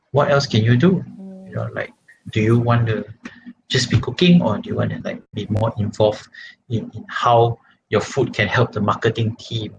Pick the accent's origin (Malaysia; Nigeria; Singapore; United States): Malaysia; as a Malaysian